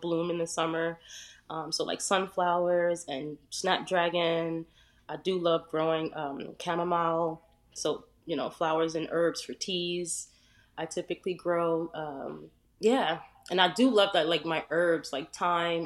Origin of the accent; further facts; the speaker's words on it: New Jersey, United States; also born or lived in Edisto Island, South Carolina; now in South Carolina, United States; I'm originally from New Jersey.